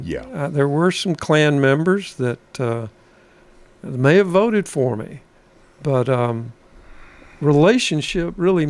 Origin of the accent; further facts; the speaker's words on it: Fayetteville, Tennessee, United States; moved away as an adult; now in Nashville, United States; I grew up in Fayetteville, went to UT Law School, and practiced down there from 1980 until 1985.